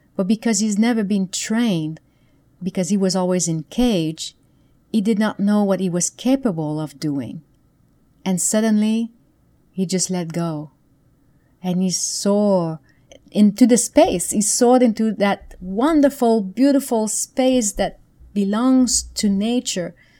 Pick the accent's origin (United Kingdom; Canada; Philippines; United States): Canada; moved away; back then I lived in Canada. I'm from Canada originally.